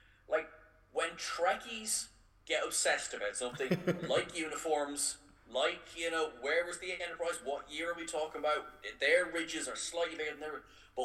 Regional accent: Ireland; We're the Irish ones

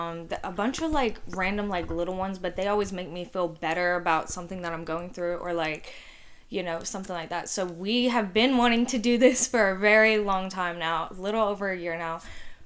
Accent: Athens, Georgia, United States; also born or lived in Gwinnett County, Georgia; And I'm from, like, I always just say, like, Athens, but it's, like, a small town outside Athens. Anyway, I also grew up in Gwinnett, though.

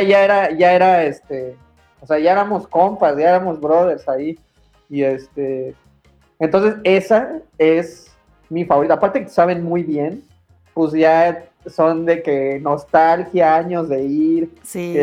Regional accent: Mexico; moved away; soy mexicano

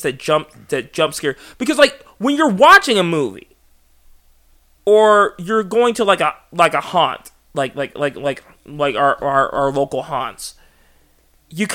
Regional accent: Panama; moved away; growing up in Panama

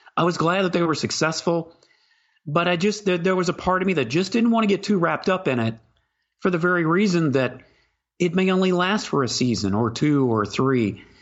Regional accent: Houston, Texas, United States; I grew up in Houston in the 1970s

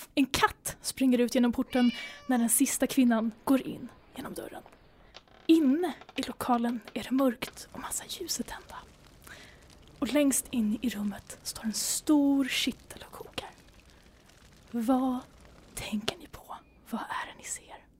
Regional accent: Sweden; som svensk

